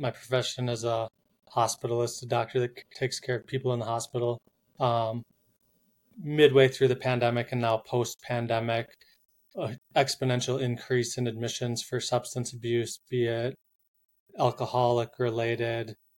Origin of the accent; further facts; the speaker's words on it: Minnesota, United States; now in Boulder, United States; I'm from Minnesota, Minnesota. Minnesota. Live in Boulder, three quarters time.